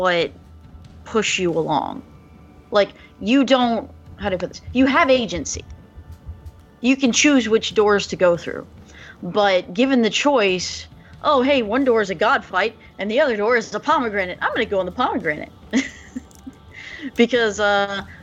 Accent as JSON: {"language": "English", "country": "Albania", "second_language": "English", "said": "I'm Albanian, not Greek."}